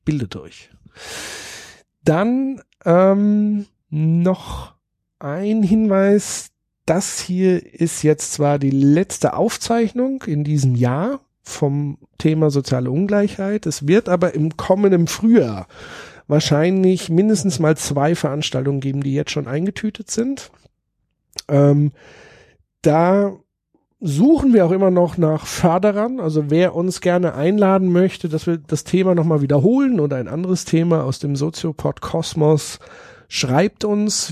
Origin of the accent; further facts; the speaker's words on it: Würzburg, Bavaria, Germany; Würzburg ist natürlich nicht nur meine Heimatstadt